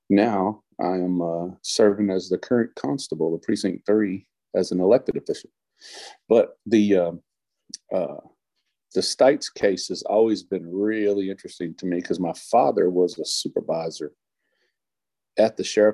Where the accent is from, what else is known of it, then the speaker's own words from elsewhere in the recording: Bastrop, Texas, United States; I am from Bastrop.